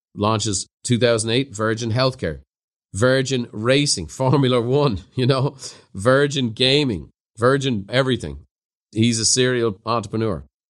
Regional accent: Ireland; growing up in Ireland, I had a Christian brother teacher

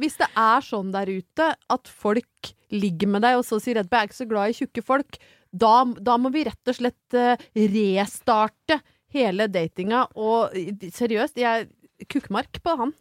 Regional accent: Brøttum, Innlandet, Norway; moved away; var jeg hjemme på Brøttum

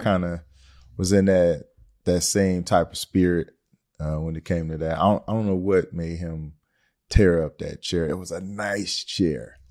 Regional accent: Detroit, Michigan, United States; I'm from Detroit, Michigan.

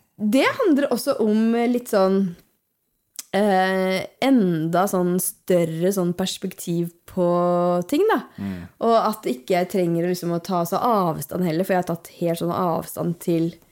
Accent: Hallingdal, Buskerud, Norway; Jeg er jo fra Hallingdal.

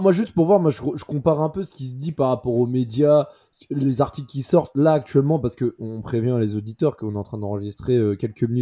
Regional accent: Paris, Île-de-France, France; Franchement, on est parisien, mais ça se voit que Ramos avait cherché le penalty à 10 minutes de la fin.

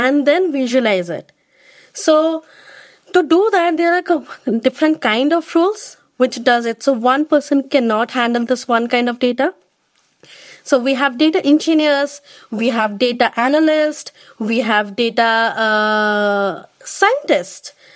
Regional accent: India; moved away as an adult; now in United Kingdom; I am from India.

